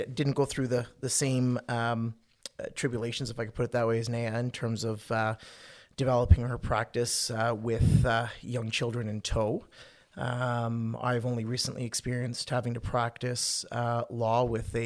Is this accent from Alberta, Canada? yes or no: no; St. Catharines, Ontario, Canada; moved away as an adult; also born or lived in Ottawa; I was born and raised in St. Catharines